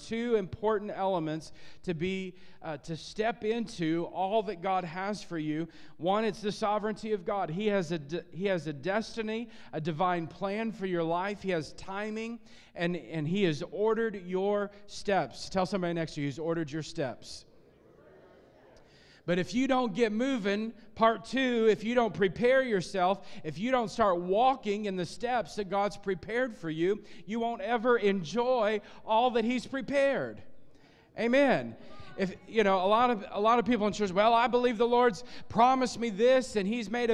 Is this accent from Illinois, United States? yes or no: yes; Illinois, United States; I grew up in Illinois and in a farming area, farming community